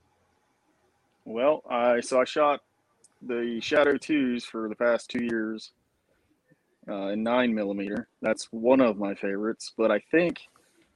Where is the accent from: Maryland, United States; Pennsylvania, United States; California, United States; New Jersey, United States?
Maryland, United States; Eastern Shore; moved away as an adult; now in Brunswick, Georgia, United States; I grew up on the Eastern Shore in Maryland, where it's, you think Maryland, you think Baltimore and DC and all that, but the Eastern Shore is very rural still to this day.